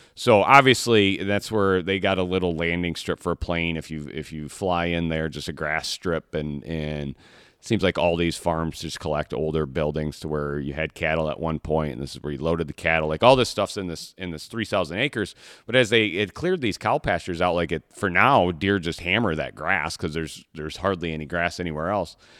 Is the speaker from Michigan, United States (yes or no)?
yes; Michigan, United States; I'm from, I'm born and raised in Michigan.